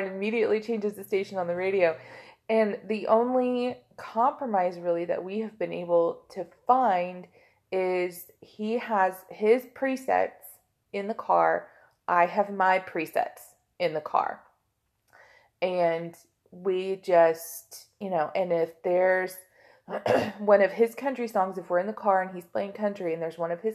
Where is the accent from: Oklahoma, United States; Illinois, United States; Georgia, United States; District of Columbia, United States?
Oklahoma, United States; I'm from Oklahoma